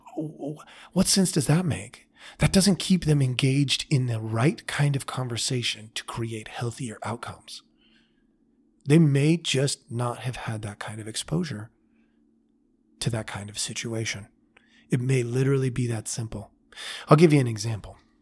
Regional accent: United States; I was raised in America

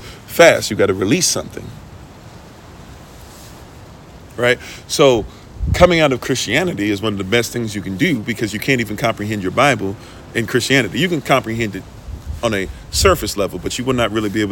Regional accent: Ghana; as if I'm not Ghanaian

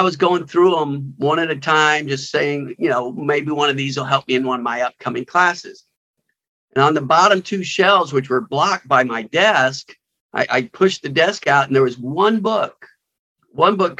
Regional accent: Huntsville, Alabama, United States; I grew up in Alabama, Huntsville, Alabama

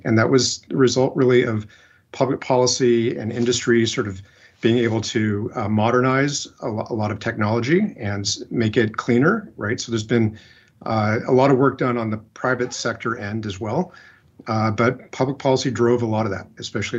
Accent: Whittier, California, United States; I grew up in Southern California. Grew up in Whittier.

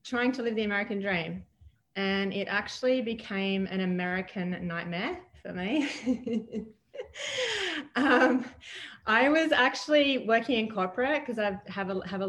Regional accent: Adelaide, South Australia, Australia; moved away as an adult; now in United States; I'm from Australia originally. I was born in a town called Adelaide, the city of churches

